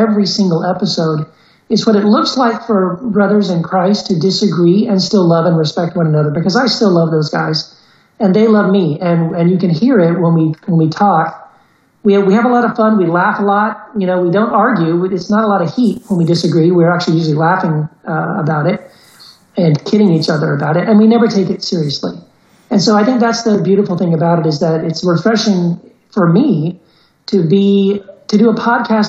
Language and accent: English; Texas, United States; also born or lived in Brownsville, Tennessee / Eagle Pass, Texas / El Paso, Texas; I grew up most of my life on border towns in Texas